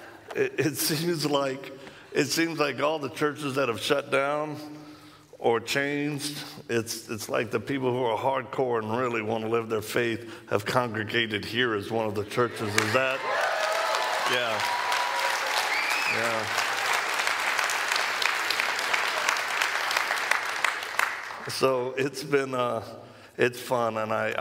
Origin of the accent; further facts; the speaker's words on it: Louisiana, United States; accent: Cajun; moved away; I hail from Louisiana originally